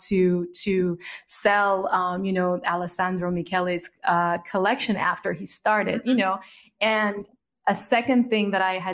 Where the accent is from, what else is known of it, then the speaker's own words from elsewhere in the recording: Jamaica; moved away; also born or lived in United States / Italy; I'm a Jamaican girl who's lived in the United States, who's lived in Italy